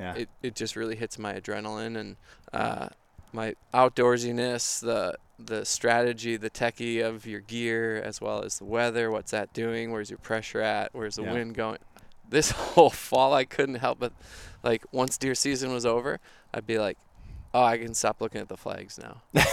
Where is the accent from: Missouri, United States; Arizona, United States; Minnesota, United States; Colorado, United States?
Minnesota, United States; Minneapolis; I'm from Minnesota, grew up in Minneapolis, still live here.